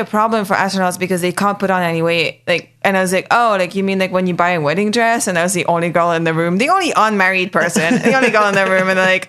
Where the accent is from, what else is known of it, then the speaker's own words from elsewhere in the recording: England, United Kingdom; first language French; English is a second language; also born or lived in Canada; now in United States; I was born in Canada, but I grew up in England. But originally, we're all Indian, although my parents were born in Madagascar.